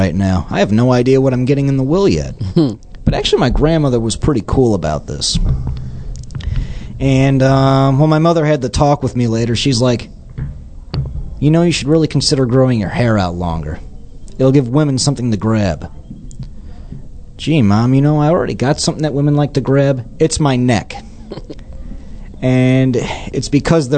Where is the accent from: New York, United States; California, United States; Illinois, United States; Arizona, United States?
Illinois, United States; Chicago; moved away; I was born in Chicago, and there's a lot that I miss about Chicago